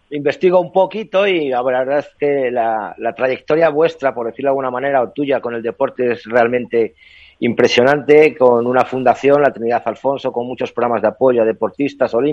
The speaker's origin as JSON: {"language": "Spanish", "region": "Castile and León", "country": "Spain", "said": "yo como castellano leonés"}